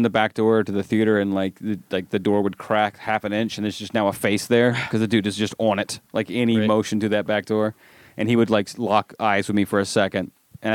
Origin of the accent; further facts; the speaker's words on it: Alabama, United States; you can tell I'm from Alabama